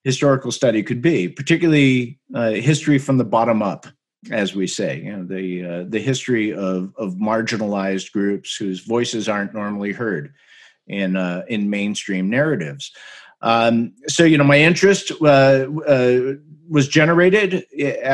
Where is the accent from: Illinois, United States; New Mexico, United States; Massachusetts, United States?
Massachusetts, United States; Chelmsford; I grew up in Chelmsford, Massachusetts, which is about 30 miles northwest of Boston.